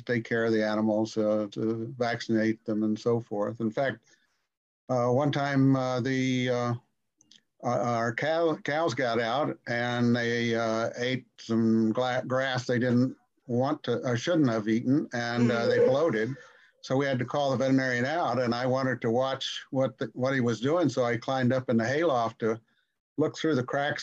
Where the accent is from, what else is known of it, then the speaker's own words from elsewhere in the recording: Kansas City, Kansas, United States; I was born in Kansas City, Kansas, and we moved to a small farm when I was just 6 months old, and we lived there for a few years. And we went back to the city